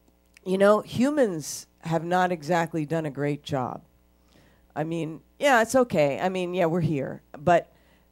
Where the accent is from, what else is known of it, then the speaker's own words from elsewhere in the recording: United States; I have my country. I'm American